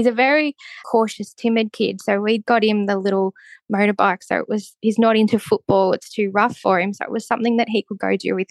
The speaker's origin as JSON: {"language": "English", "town": "Melbourne", "region": "Victoria", "country": "Australia", "moved": "as an adult", "lives_now": "Nhill, Australia", "said": "I was from Melbourne"}